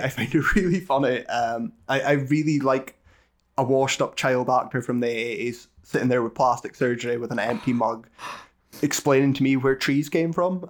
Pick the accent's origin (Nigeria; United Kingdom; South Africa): United Kingdom; we're British